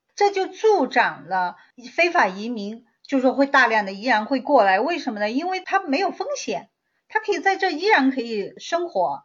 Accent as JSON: {"language": "Chinese", "country": "China", "moved": "yes", "lives_now": "United States", "said": "我们中国人"}